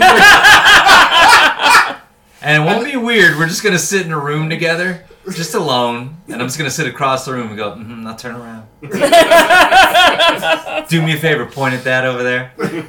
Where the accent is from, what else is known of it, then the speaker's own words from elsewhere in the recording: Louisiana, United States; moved away; I grew up in Louisiana.